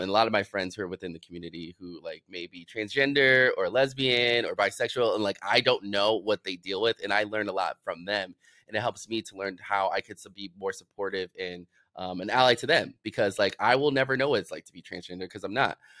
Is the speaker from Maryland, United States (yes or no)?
no; Chicago, Illinois, United States; growing up in Chicago, I was just, I was surrounded by everything